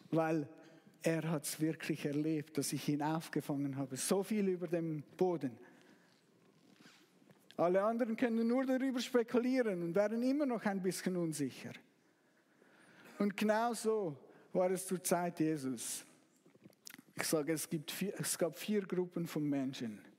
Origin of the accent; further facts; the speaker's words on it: Zug, Switzerland; Ich, ich, ich komme aus Zug und Zug wurde letztes Jahr Meister. Ich war nicht dabei, aber ich habe es fast bis zu mir nach Hause gehört.